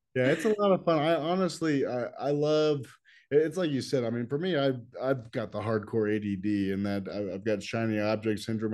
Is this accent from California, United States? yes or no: yes; Los Angeles, California, United States; I grew up in Los Angeles